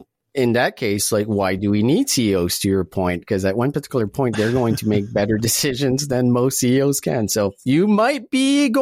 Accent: Calgary, Alberta, Canada; Lyft is not really big here in Calgary, in my hometown.

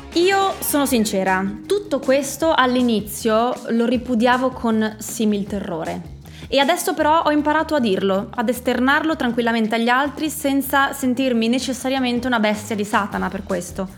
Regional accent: Friuli-Venezia Giulia, Italy; sono friulana, per noi friulani

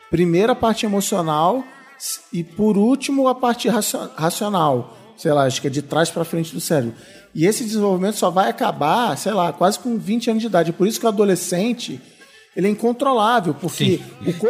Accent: Ribeirão Preto, São Paulo, Brazil; sou de Ribeirão Preto e sobrevivo de publicidade.

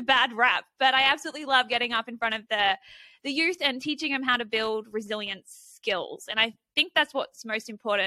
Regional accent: Australia; as an Aussie

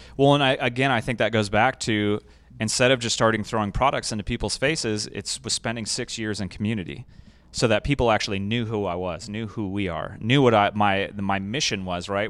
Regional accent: Escondido, California, United States; I grew up in Escondido, um, and so I was a desert kid

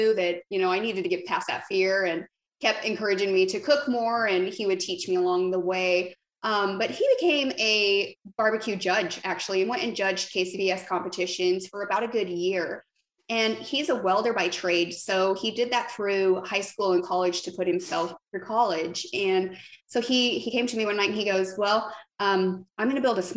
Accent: Arizona, United States; moved away as an adult; now in Nashville, United States; I just moved to Nashville. And so I'm originally from Arizona

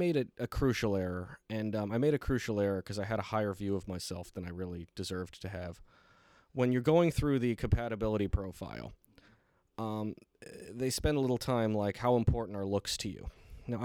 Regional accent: Detroit, Michigan, United States; because I came from Detroit, Michigan

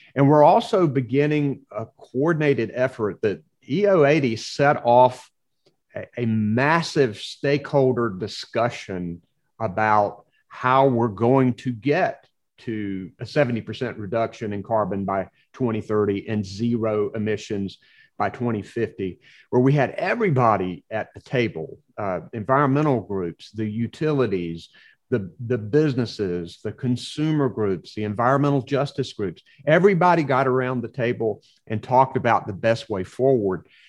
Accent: Nash County, Eastern North Carolina, United States; when I was a kid growing up in Eastern North Carolina

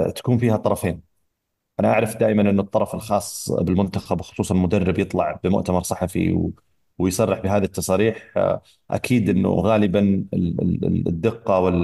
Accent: Saudi Arabia; احنا كمنتخب سعودي

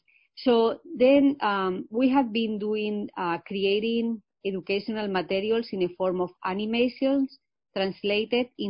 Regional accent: Spain; English is a second language; moved away as an adult; also born or lived in Illinois, United States / Michigan, United States; now in United States; I am originally from Spain. I come from a rural area, a small village in Spain, but I have been here in the U.S. for many years. I came here to learn English, and I learned English when I was 28 years old.

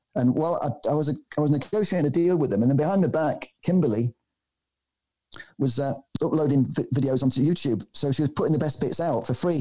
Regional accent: Manchester, North West England, United Kingdom; I come from Manchester. I'm half Maltese. My mother's from Malta.

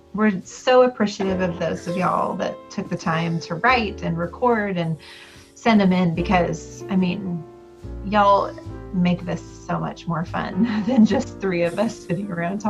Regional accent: Houston, Texas, United States; also born or lived in Dallas, Texas; I was born in Dallas, but grew up in Houston.

